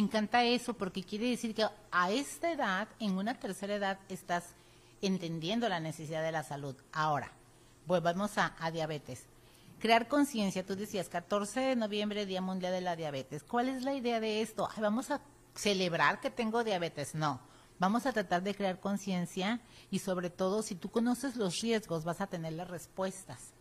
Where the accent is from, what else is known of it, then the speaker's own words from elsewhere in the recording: Mexico; los mexicanos no tenemos la cultura de la prevención